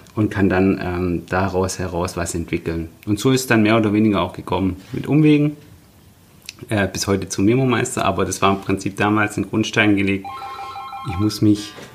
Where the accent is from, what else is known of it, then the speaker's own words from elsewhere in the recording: Nürtingen, Baden-Württemberg, Germany; also born or lived in Stuttgart; ich ähm, bin tatsächlich Stuttgarter, äh, aber in der Nähe von Stuttgart geboren, mhm. in, in Nürtingen